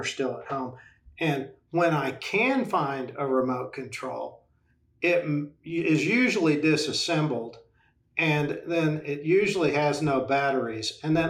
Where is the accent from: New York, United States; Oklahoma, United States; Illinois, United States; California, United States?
Oklahoma, United States; I live in Oklahoma. It's my home state, and I'm happy to be here.